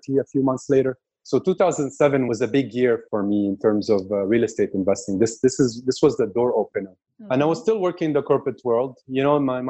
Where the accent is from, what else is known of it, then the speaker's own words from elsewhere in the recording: Quebec, Canada; also born or lived in Kuwait; My parents decided to migrate to Canada, to the French part of Canada, so the Quebec area. And I've been raised in Quebec for the past 31 years.